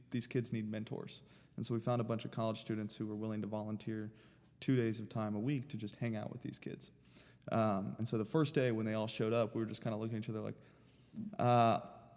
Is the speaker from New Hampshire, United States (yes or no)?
no; Sarasota, Florida, United States; now in St. Petersburg, United States; I grew up in Sarasota